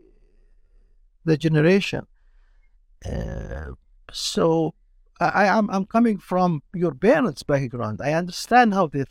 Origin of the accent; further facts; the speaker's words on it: Palestine; also born or lived in Jordan / Kuwait; now in Canada; I'm from Palestine, so I'm Palestinian